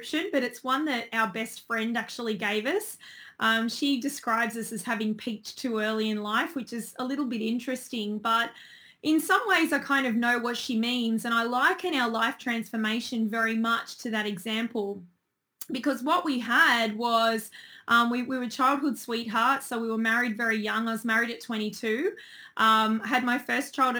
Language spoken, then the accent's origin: English; Sydney, New South Wales, Australia; I'm originally from Sydney